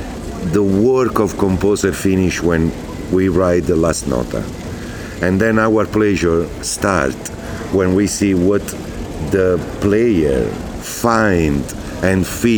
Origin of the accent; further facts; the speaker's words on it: Naples, Campania, Italy; English is a second language; I come from Napoli, south of Italy